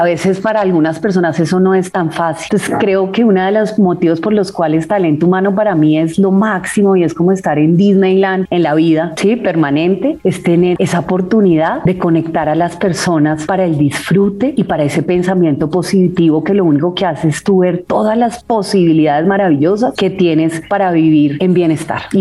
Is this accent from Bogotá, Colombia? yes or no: no; Cali, Valle del Cauca, Colombia; yo me quedé en Cali, Juli, yo soy de Cali, entonces íbamos a Agua Blanca, que es, digamos, un barrio bastante, digamos, pues de gente que no tiene muchos recursos